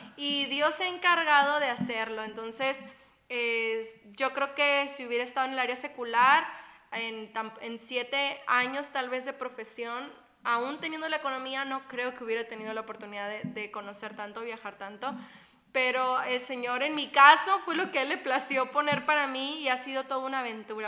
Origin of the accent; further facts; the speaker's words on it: Guerrero Negro, Baja California Sur, Mexico; de Baja California Sur, eh, de Guerrero Negro se llama el lugar.